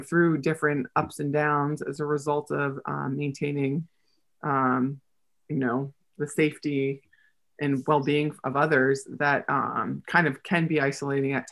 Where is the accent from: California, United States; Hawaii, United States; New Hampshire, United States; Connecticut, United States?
New Hampshire, United States; also born or lived in Manhattan, New York; now in Orlando, United States; growing up in New Hampshire